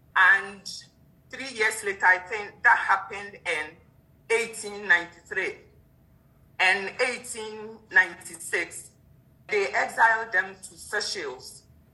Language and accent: English; Ashanti, Ghana; now in United Kingdom; I'm from Ashanti. Ashanti person